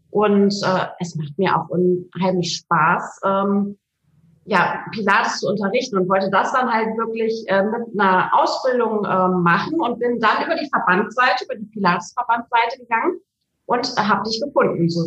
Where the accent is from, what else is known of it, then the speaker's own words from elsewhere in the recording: Unna, North Rhine-Westphalia, Germany; Ich komme hier aus Unna.